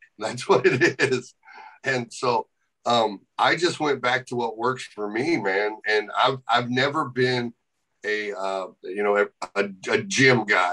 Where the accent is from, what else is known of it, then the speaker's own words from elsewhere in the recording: St. Louis, Missouri, United States; I was able to walk into St. Louis, my hometown